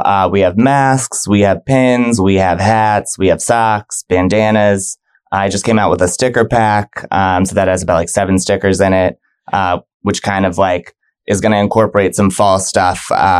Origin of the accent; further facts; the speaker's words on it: Virginia Beach, Virginia, United States; now in Tampa, United States; So I was up there for about 15 years. Okay. My dad was in the military, so we moved around a lot.